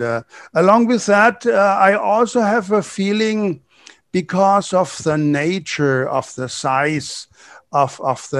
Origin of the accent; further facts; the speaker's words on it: Germany; moved away as an adult; now in Brazil; growing up in Germany